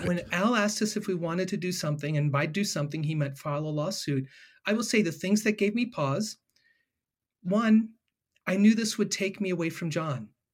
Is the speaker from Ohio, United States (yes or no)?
yes; Ohio, United States; am born and raised in Ohio